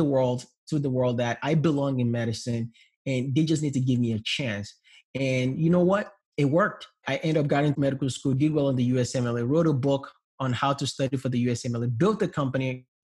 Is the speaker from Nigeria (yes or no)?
yes; Nigeria; English is a second language; now in United States; I came from Nigeria where we're poor, raised up in a low middle class home